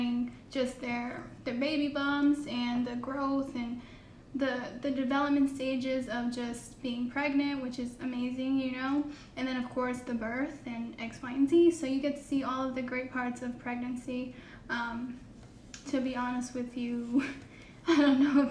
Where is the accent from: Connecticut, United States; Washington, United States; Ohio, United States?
Connecticut, United States; also born or lived in Houston, Texas; now in Mississippi, United States; I'm originally from Connecticut.